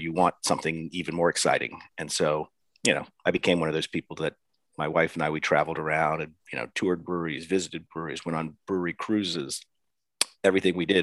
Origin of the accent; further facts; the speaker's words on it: Virginia, United States; my home state of Virginia, which is outside of Washington, D.C.